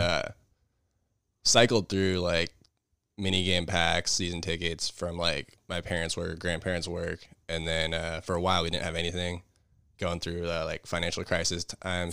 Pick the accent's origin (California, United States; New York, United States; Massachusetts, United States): California, United States; Irvine; also born or lived in San Diego; Born and raised in Irvine, California